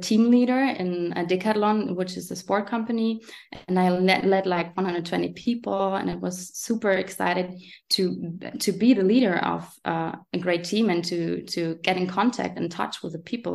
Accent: Germany; English is a second language; next to Frankfurt and Aschaffenburg is where I was born. And now I'm living here

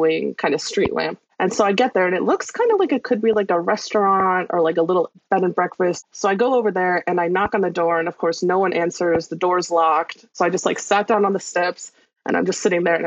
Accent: Appalachian Trail area, United States; I'm from the Appalachian Trail area

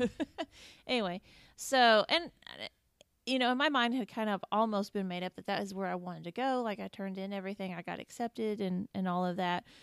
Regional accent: Indiana, United States; moved away as an adult; also born or lived in Kentucky; I grew up in Indiana

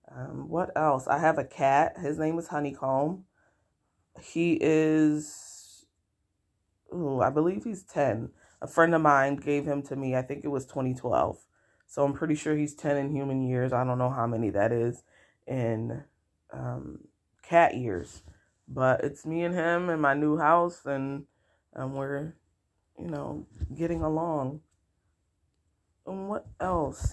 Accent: Rochester, New York, United States; I was born and raised in Rochester, New York.

